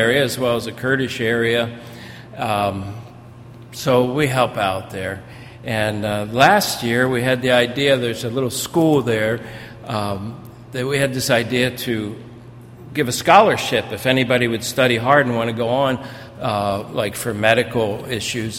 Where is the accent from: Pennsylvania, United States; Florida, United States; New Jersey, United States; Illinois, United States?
New Jersey, United States; being a South Jersey guy, I was raised in South Jersey